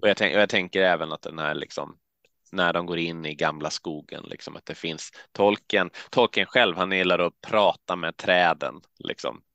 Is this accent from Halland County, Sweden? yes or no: yes; Halmstad, Halland County, Sweden; now in Uppsala, Sweden; Åled utanför Halmstad där jag växte upp